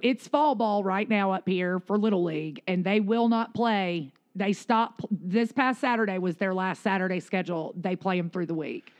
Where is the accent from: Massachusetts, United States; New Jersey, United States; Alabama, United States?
Alabama, United States; we grew up in Alabama in Central Time